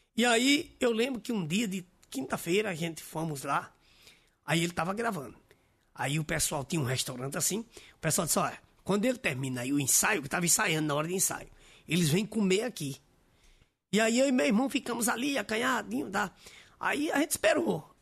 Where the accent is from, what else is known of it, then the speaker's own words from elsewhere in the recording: Recife, Pernambuco, Brazil; moved away; nós somos de Recife